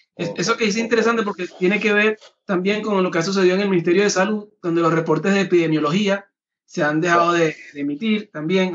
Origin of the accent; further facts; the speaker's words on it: Venezuela; ha estado eh, en Venezuela, que ha vivido la situación de cerca, como venezolano